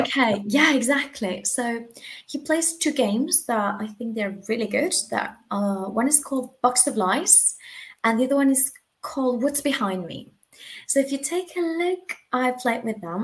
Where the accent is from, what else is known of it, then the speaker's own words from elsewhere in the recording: Argentina; English is a second language; moved away as an adult; now in Spain; I'm from Argentina